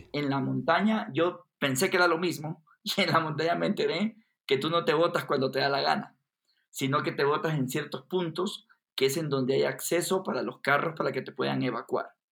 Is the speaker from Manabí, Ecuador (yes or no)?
no; Guayaquil, Guayas, Ecuador; now in Quito, Ecuador; yo, que soy de Guayaquil, una ciudad costera en Ecuador, me había cambiado a Quito, a la capital